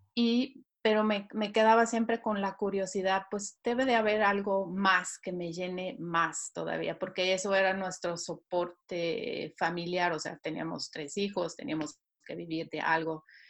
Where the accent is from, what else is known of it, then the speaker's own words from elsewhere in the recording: Switzerland; Spanish is a second language; moved away as an adult; also born or lived in Mexico; Hoy en día estoy radicada en Suiza nuevamente, en donde nací